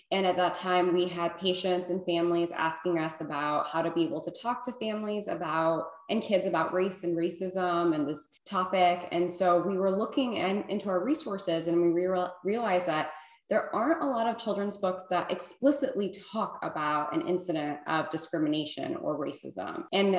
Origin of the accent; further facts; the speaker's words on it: Illinois, United States; now in California, United States; I'm Iranian American. I was born and raised in Illinois in a small town.